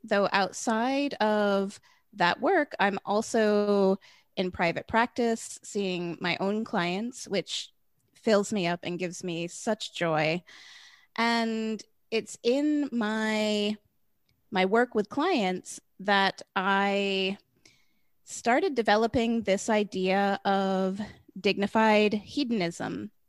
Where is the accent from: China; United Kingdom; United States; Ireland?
United States; I grew up in the United States